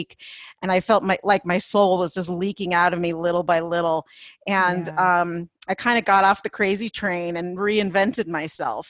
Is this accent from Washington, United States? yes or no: no; Los Angeles, California, United States; moved away as an adult; now in Colorado, United States; I grew up in Los Angeles